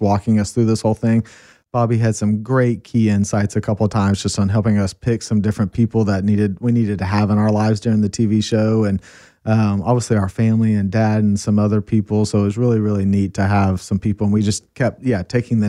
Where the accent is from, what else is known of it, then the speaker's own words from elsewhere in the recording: Austin, Texas, United States; moved away as an adult; now in Colorado, United States; we live born and raised in Austin